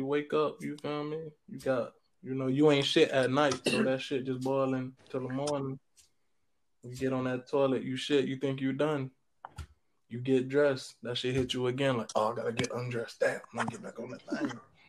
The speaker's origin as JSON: {"language": "English", "town": "Compton", "region": "California", "country": "United States", "tie": "born or raised there", "said": "Yeah, I grew up in Compton."}